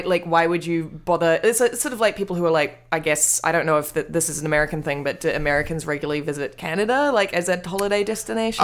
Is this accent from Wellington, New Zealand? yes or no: yes; Wellington, New Zealand; moved away; I'm from Wellington